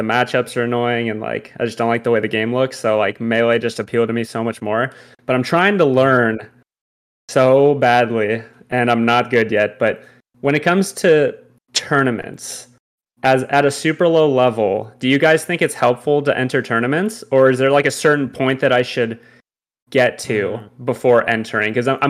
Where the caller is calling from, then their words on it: Long Beach, California, United States; I'm in Long Beach, California.